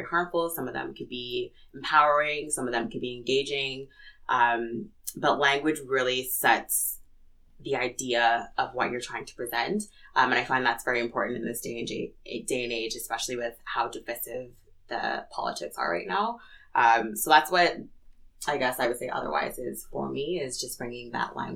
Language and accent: English; Edmonton, Alberta, Canada; I was born in Edmonton, born and raised in Edmonton.